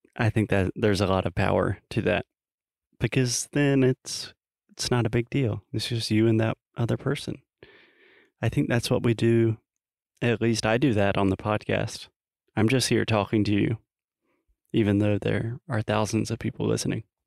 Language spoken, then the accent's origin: English; United States; I'm an American, a little innocent American boy